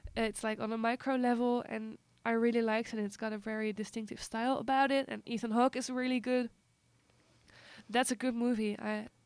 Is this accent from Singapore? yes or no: no; Netherlands; moved away; in Holland we uh, talk less like interactively